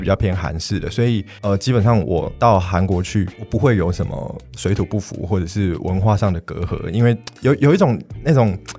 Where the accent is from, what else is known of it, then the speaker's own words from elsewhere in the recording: Taiwan; 我是在台湾土生土长的，